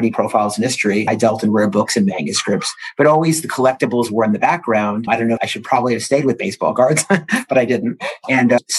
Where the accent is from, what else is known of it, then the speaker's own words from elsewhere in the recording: East Coast, United States; My parents were antique dealers and I grew up on the East Coast